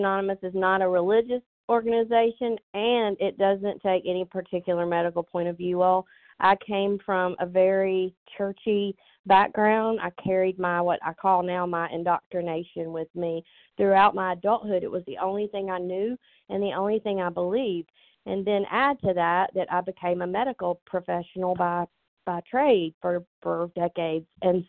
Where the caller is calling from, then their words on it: Georgia, United States; I'm calling from Georgia.